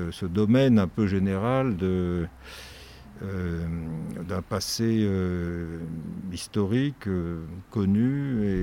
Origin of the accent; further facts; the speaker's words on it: Toulouse, Occitania, France; born there; mon père est né à Paris, moi je suis né à